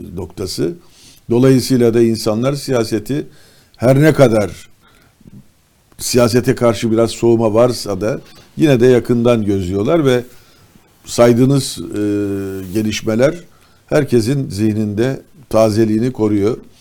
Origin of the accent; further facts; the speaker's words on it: İzmir, Turkey; ben bir İzmirli olarak